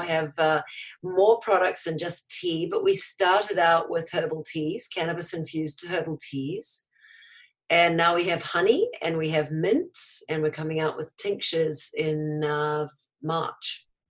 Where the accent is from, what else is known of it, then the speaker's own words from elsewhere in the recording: New Zealand; now in United States; New Zealand originally.